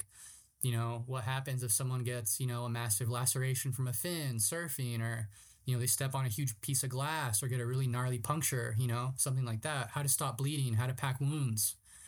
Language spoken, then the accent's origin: English; Ramona, California, United States; also born or lived in San Diego; being growing up in San Diego, right? It's a trans-border region. So it's kind of like a little bit of TJ, a little bit of San Diego, you know, once you get closer to like South County. But even growing up in Ramona